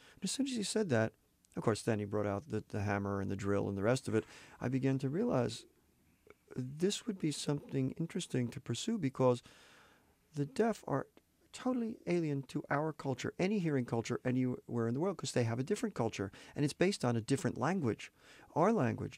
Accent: Santa Barbara, California, United States; my hometown, Santa Barbara

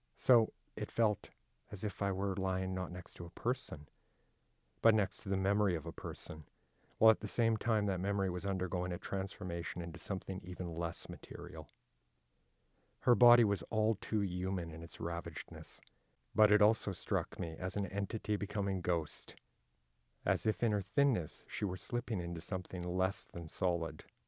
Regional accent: Manitoba, Canada; I come from Manitoba, which has a huge Icelandic, uh, community

